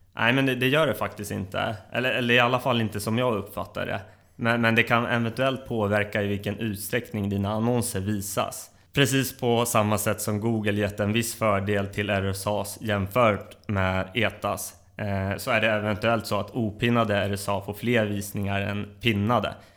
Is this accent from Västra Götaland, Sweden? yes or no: no; Uppsala, Uppsala County, Sweden; jag är uppväxt i Uppsala, där jag även bor i dagsläget.